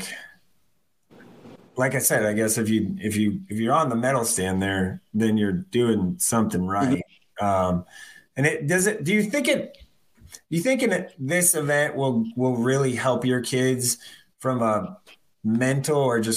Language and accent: English; Ralston, Nebraska, United States; I was a Ralston Ram. Like, that's my alma mater